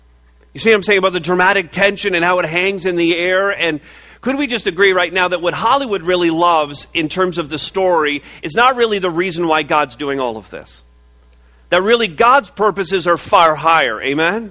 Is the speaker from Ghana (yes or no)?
no; Montreal, Quebec, Canada; moved away; I was born in Montreal. It's a pretty amazing place to be born